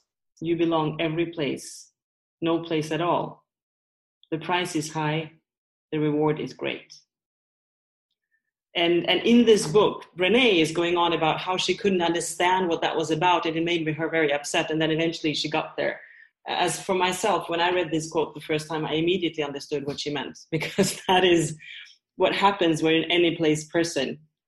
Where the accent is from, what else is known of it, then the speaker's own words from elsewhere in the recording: Norway; also born or lived in Sweden; So in my case, I grew up in Norway and Sweden, and my father was English. So I'm a third culture kid.